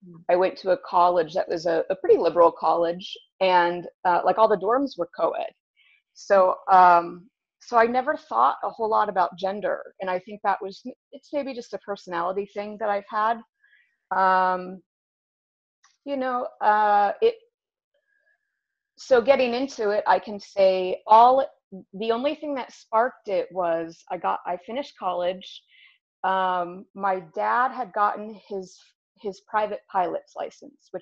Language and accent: English; Ohio, United States; also born or lived in Milwaukee, Wisconsin; now in Tucson, United States; I'm originally from Ohio, and I've been in Tucson on and off for probably a good 15 years now